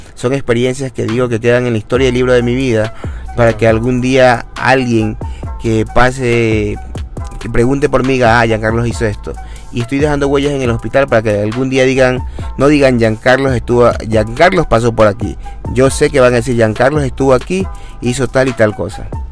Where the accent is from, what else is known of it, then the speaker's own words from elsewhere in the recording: Ecuador; Como ecuatoriano que soy